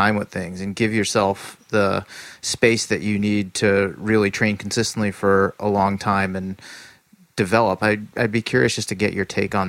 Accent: East Coast, United States; now in California, United States; as someone who is from the East Coast and now lives in California

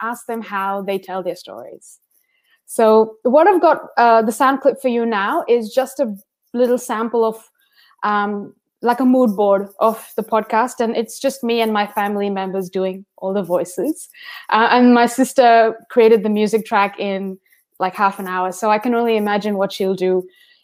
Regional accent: India; now in Melbourne, Australia; being an Indian immigrant in Melbourne

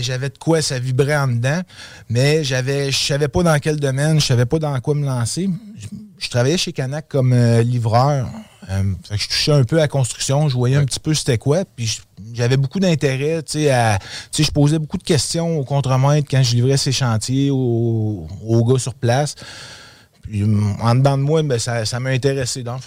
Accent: Quebec City, Quebec, Canada; also born or lived in Outaouais; Oui, je suis un gars de Québec. Dans le fond, j'ai grandi à Québec. Je suis né à Québec.

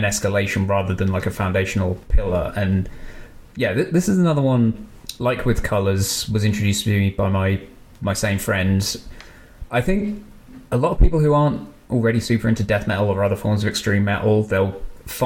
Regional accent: United Kingdom; As a Brit

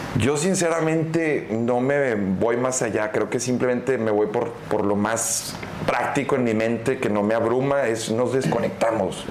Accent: Monterrey, Nuevo León, Mexico; como regios mochos, pues hacemos aquí

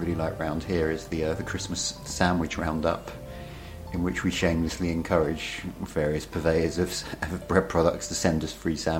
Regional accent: Essex, East of England, United Kingdom; I'm from Essex.

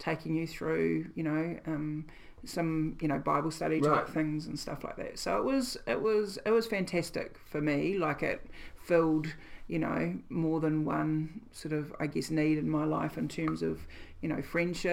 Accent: Gisborne, New Zealand; also born or lived in Dunedin; we moved back from Dunedin to Gisborne

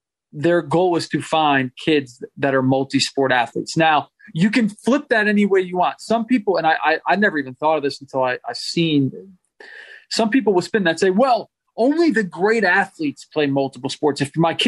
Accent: New England, United States; I grew up in New England

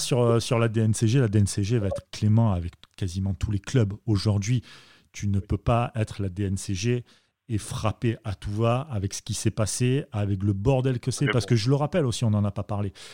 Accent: Marseille, Provence-Alpes-Côte d'Azur, France; je suis Marseillais

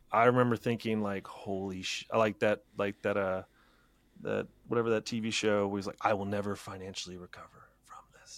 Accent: Middletown, Ohio, United States; I was teaching where in my hometown, uh, Middletown, Ohio

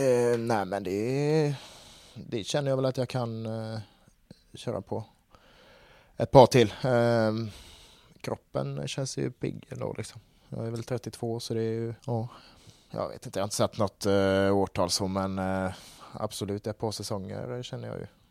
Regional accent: Gothenburg, Västra Götaland, Sweden; jag är ju från eh, Kolltorp så det har alltid varit i familjen med

